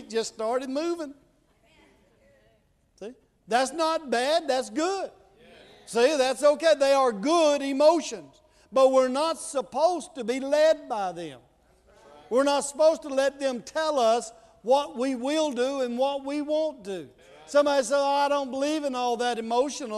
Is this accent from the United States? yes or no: yes; Mississippi, United States; I'm from Mississippi